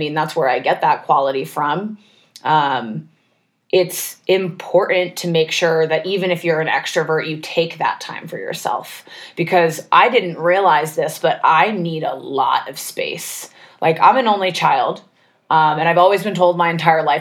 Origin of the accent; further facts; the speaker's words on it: Maine, United States; moved away; also born or lived in Los Angeles; I grew up in Maine